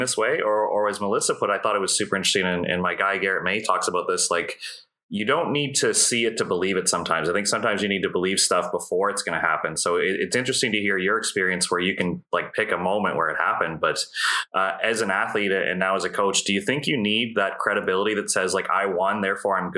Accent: Ontario, Canada; So with me growing up in Ontario, like Six Nations is legit.

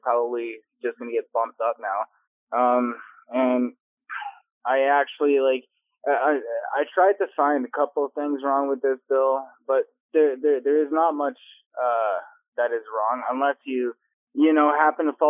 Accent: Canada; I'm a Canadian speaking on the American side

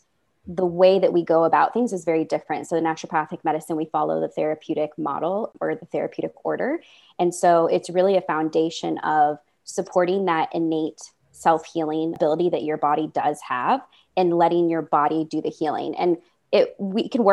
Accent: Midwest, United States; I'm from the Midwest.

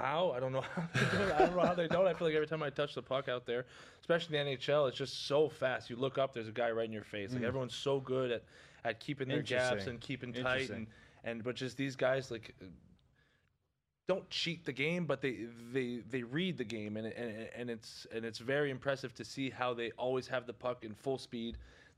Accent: Quebec, Canada; especially as a you know, minor hockey player growing up in Quebec, everyone looked up to him.

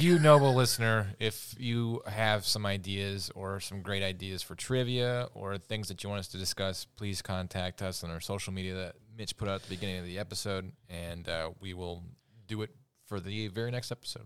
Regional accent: United States; We love being American

